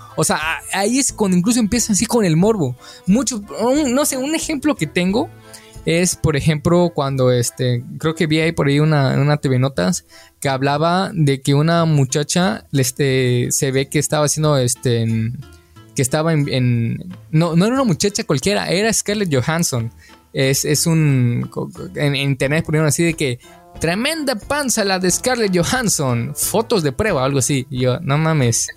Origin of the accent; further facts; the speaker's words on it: Mexico; nosotros como mexicanos